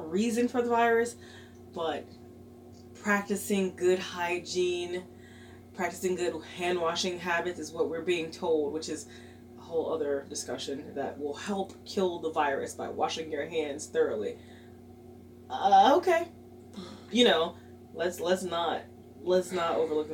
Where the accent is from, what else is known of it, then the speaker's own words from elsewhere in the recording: United States; being American